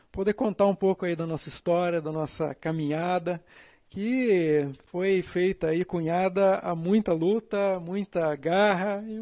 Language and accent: Portuguese; Piraquara, Paraná, Brazil; Bom, eu sou natural do município de Pinhais, na época município de Piraquara, né? Que eu sou filho de Piraquara